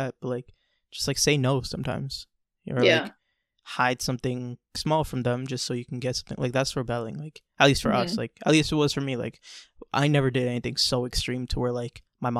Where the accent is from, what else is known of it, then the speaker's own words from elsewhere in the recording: United States; growing up in America